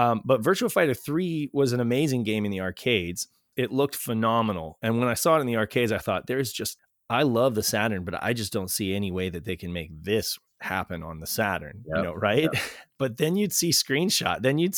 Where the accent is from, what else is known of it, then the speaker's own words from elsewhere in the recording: United States; Even as an American